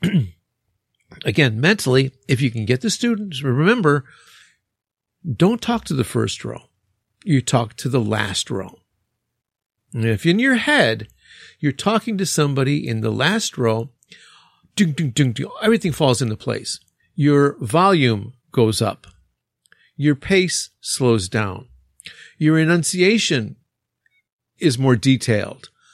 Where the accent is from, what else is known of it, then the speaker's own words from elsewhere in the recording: Chicago, Illinois, United States; accent: Chicago; now in Japan; my Chicago accent